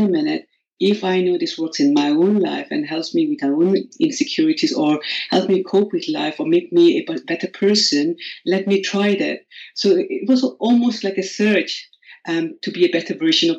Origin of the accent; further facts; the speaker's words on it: India; English is a second language; moved away as an adult; now in United Kingdom; I am originally from India, and I graduated from medical school in 1997.